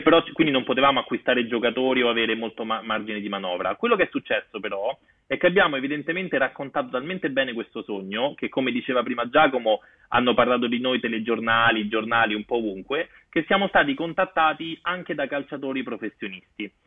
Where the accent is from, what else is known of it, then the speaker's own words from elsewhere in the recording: Rome, Lazio, Italy; io sono di Corso Trieste a Roma